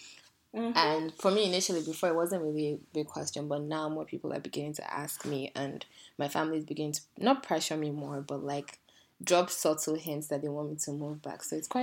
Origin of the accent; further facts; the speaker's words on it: Canada; Yeah, exactly. So this is why I say I grew up in Canada.